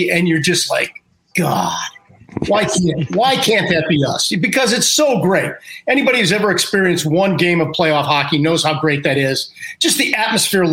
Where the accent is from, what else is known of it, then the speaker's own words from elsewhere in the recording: Minneapolis, Minnesota, United States; moved away; I'm from Minneapolis, Minnesota